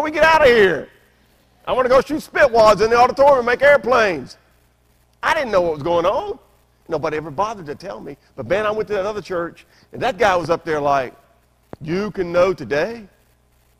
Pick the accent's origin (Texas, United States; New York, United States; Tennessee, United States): Tennessee, United States; Memphis; I grew up in Memphis, Tennessee, the buckle of the Bible Belt.